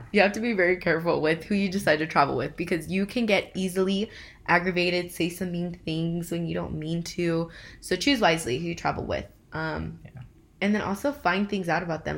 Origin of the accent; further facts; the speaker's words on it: Inland Empire, California, United States; we are from IE